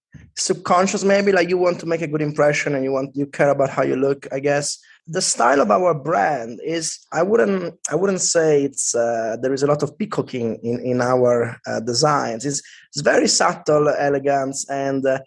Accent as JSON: {"language": "English", "town": "Turin", "region": "Piedmont", "country": "Italy", "tie": "born or raised there", "second_language": "English", "moved": "yes", "lives_now": "London, United Kingdom", "said": "I grew up in Turin, which is a medium-sized city in northwest Italy."}